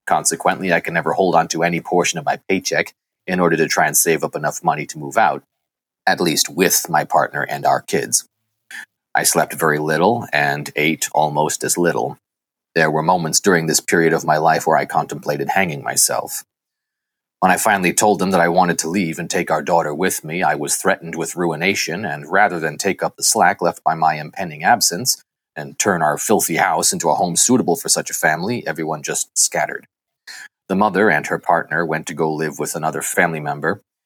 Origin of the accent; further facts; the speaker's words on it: Sturbridge, Massachusetts, United States; I grew up in Sturbridge, Massachusetts, a middle child of three.